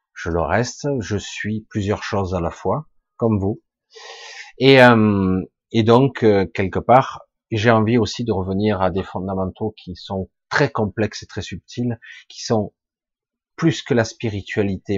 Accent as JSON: {"language": "French", "country": "France", "tie": "born or raised there", "said": "Je suis français de cœur, je suis né en France, mais je suis à moitié catalan"}